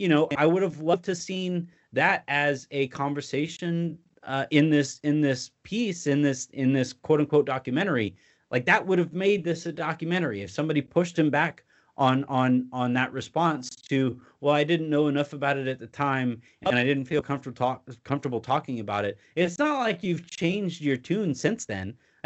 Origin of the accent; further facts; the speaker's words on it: North Carolina, United States; the Senate race in my home state of North Carolina